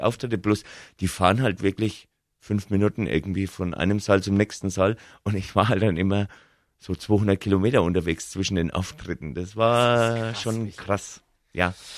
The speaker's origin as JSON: {"language": "German", "area": "Lower Franconia", "region": "Bavaria", "country": "Germany", "accent": "Franconian", "said": "ich komme ja aus Unterfranken"}